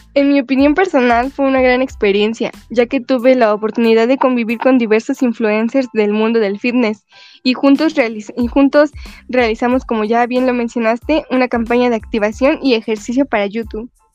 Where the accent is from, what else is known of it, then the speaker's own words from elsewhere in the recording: Los Reyes La Paz, State of Mexico, Mexico; yo soy originaria del Estado de México. Exactamente vengo de una pequeña ciudad llamada Los Reyes La Paz